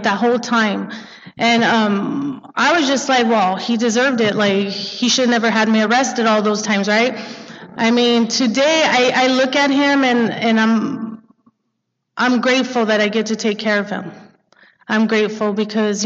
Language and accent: English; Montebello, California, United States; I grew up in Montebello